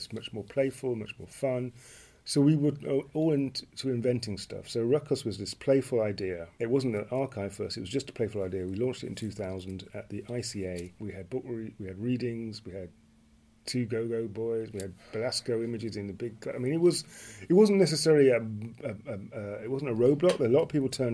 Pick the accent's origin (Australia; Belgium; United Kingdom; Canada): United Kingdom; we're British